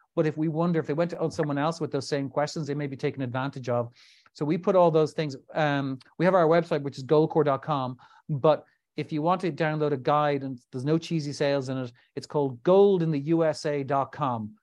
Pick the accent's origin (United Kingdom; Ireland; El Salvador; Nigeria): Ireland; Dublin, Leinster; also born or lived in New York; found myself back in my home country of Ireland, Dublin in particular.